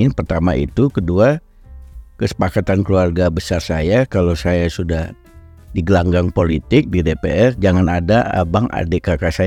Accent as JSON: {"language": "Indonesian", "region": "North Sumatra", "country": "Indonesia", "said": "saya minta izin pada Bu Mega pulang kampung dari Sumatera Utara"}